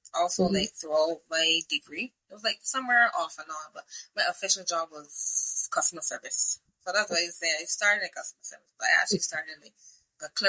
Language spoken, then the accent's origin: English; Barbados; I'm from Barbados.